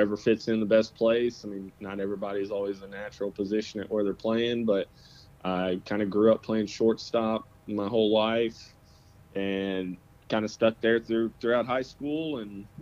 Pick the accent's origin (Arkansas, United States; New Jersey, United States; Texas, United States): Arkansas, United States; Central; I'm from around Central Arkansas area, and parents are from around Central Michigan.